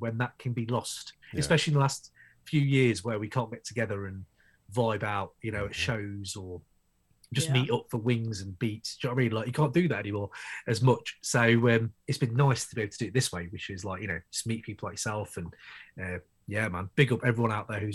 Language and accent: English; United Kingdom; I run the Crate 808 podcast from the UK, obviously, from my accent, you can tell